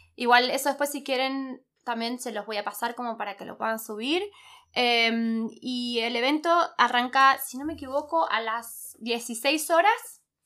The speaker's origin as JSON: {"language": "Spanish", "region": "Buenos Aires", "country": "Argentina", "moved": "as an adult", "lives_now": "Germany", "said": "Yo salí de Buenos Aires"}